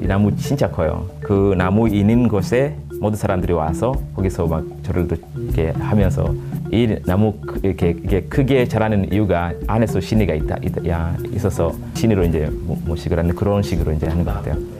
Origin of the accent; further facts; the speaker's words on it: Kenya; Korean is a second language; moved away; 우리 아, 케냐 사람들은